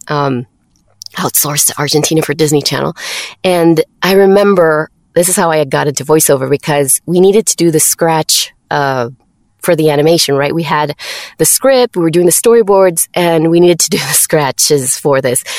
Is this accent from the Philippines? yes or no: no; Mexico; English is a second language; I'm from Mexico